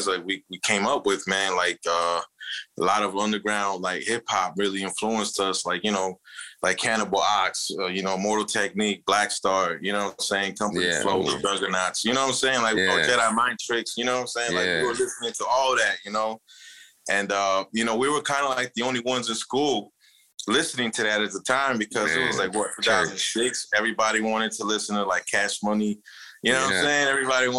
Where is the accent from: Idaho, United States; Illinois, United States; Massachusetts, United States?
Illinois, United States; Chicago; We're from Chicago